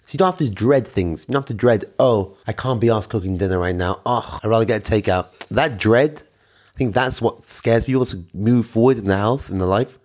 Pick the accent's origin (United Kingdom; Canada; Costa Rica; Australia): United Kingdom; London; now in Israel; I'm from London, England. I am currently living in Israel